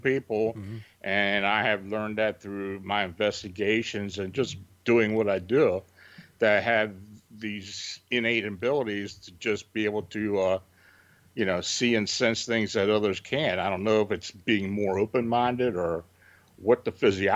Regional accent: near Gettysburg, Pennsylvania, United States; I was born and raised near Gettysburg

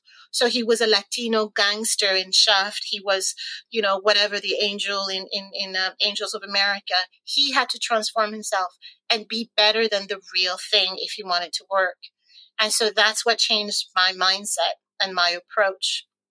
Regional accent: Canada; now in London, United Kingdom; And actually, when I first arrived here in the UK, because I came from Canada

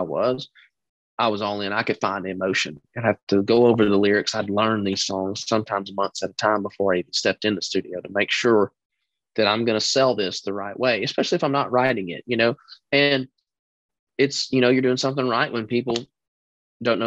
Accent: Texas, United States; moved away; I'm this kid from Texas who's trying to be a star

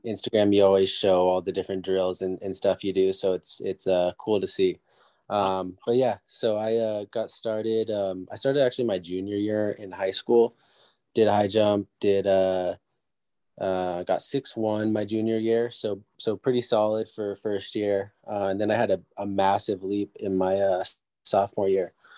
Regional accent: San Diego, California, United States; I came back and did junior college back in my hometown, San Diego

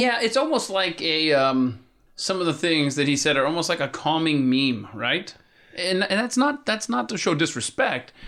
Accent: Atlanta, Georgia, United States; Atlanta, my hometown where I was born and raised

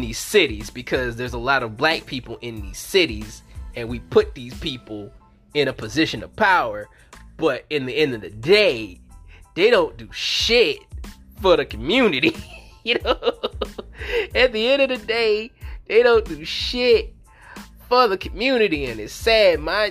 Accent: New Orleans, Louisiana, United States; In my hometown of New Orleans, Louisiana.

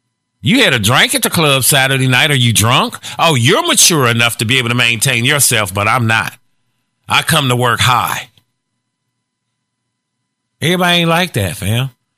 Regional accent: Gary, Indiana, United States; I'm from Gary.

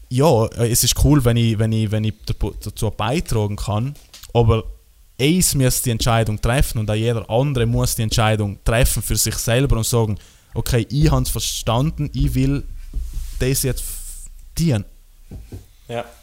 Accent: Trentino-Alto Adige, Italy; bei uns in Südtirol

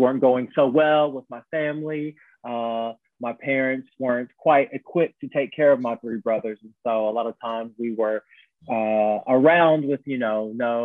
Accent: Evansville, Indiana, United States; now in London, United Kingdom; I grew up in a town called Evansville, Indiana, in the United States of America. I'm from America, but I live in London now

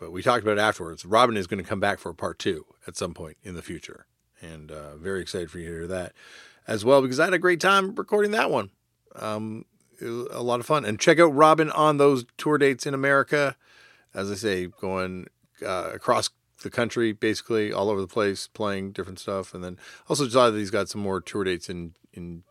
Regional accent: Canada; I say this as a Canadian

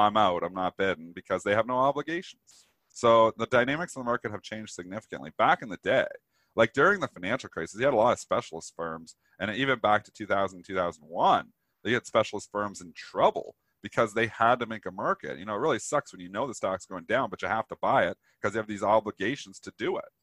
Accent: Canada; I'm Canadian

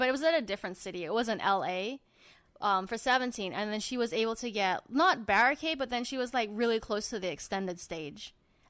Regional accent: Australia; Shut up, I'm Australian, man.

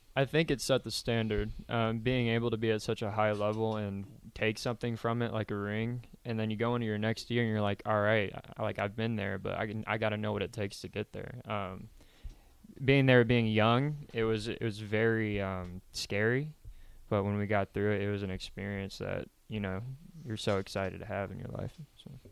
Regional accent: Kansas, United States; now in Lincoln, United States; I grew up in Kansas on a ranch

